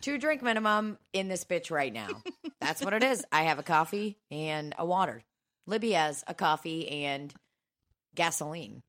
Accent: Belarus; now in United States; I was born in Belarus

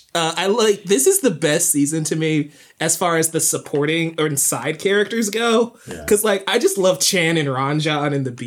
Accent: the Great Lakes, Midwest, United States; I grew up on the Great Lakes, man. I kind of have to choose Water Tribe anyway. but it's just, yeah, I think, again, growing up in the Midwest, it's always cold. It's always snowy.

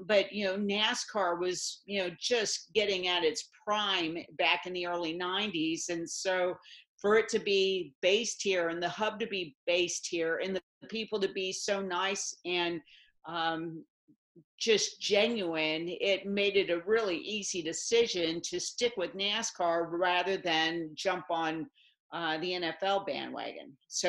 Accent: St. Louis, Missouri, United States; also born or lived in Dallas / Philadelphia; now in Charlotte, United States; being from St. Louis

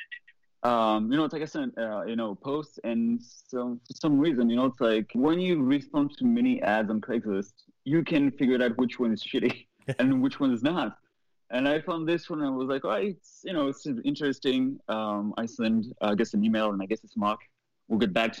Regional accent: France; moved away as an adult; also born or lived in Boston; now in Los Angeles, United States; I'm not from here. I'm not from LA. I'm not from the US. I'm from Europe. I'm from France.

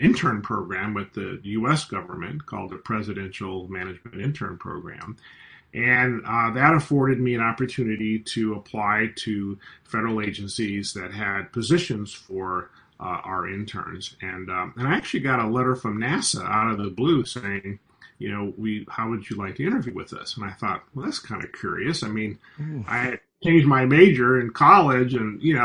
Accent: California, United States; also born or lived in Washington, D.C.; I'm an American. I grew up in California.

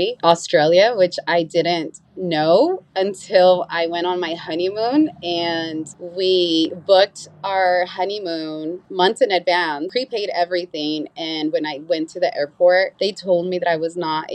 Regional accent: Salinas, California, United States; born or raised there; first language Spanish; English is a second language; also born or lived in Mexico

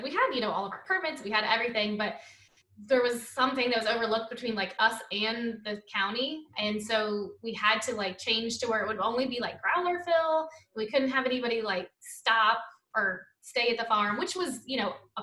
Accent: New Orleans, Louisiana, United States; moved away as an adult; now in Oregon, United States; we're from New Orleans.

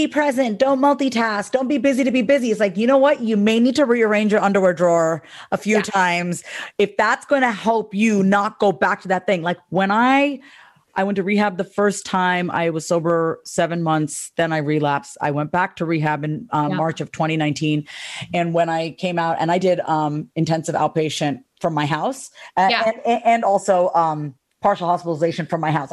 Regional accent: New York, United States; I'm from New York

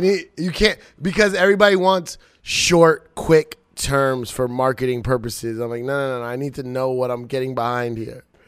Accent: Long Island, New York, United States; I went to high school in Long Island

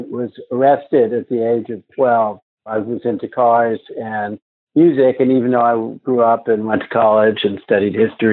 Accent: Leonia, New Jersey, United States; also born or lived in Brooklyn, New York; we moved from Brooklyn and wound up in the sleepy hamlet of Leonia, New Jersey

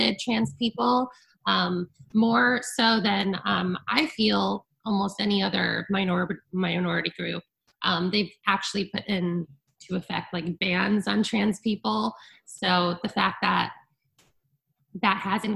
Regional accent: Connecticut, United States; moved away as an adult; I grew up in a very sheltered community in Connecticut, a very small town

